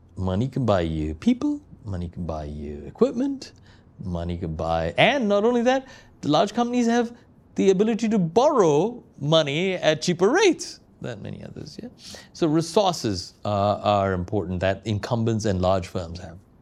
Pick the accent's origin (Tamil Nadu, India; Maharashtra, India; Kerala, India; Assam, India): Kerala, India; Kochi; now in London, United Kingdom; I was recently in my hometown of Cochin, India